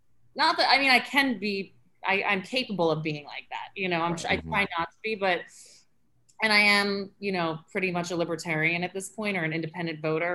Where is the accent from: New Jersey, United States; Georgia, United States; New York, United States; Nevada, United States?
New York, United States; New York City; growing up in Chelsea, I mean, yeah, I was like in the gay epicenter, like of the world